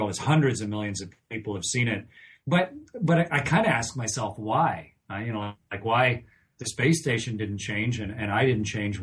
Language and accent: English; Canada; moved away as an adult; I'm a Canadian, but I was in the NASA astronaut office for a long time, for over two decades